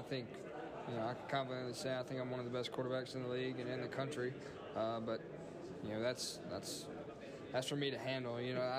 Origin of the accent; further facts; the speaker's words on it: Mississippi, United States; You know, that's kind of why I chose Mississippi State, is because I want to stay in state and play for my home state.